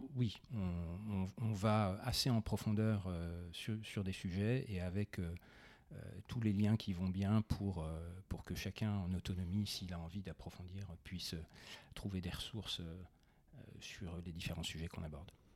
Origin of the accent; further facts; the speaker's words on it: Besançon, Bourgogne-Franche-Comté, France; je suis provincial, j'ai grandi à Besançon